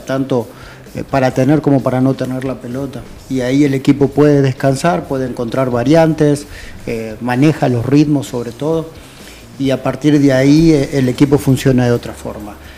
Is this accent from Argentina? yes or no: yes; Argentina; now in El Salvador; yo toda mi infancia en Argentina